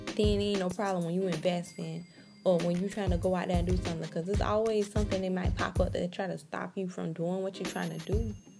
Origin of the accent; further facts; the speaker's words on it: Jacksonville, Florida, United States; I'm from Jacksonville, Florida.